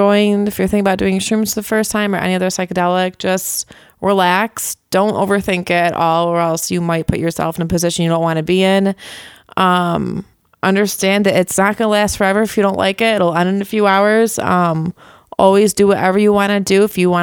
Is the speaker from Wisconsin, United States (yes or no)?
no; Greece, New York, United States; Yeah, Greece.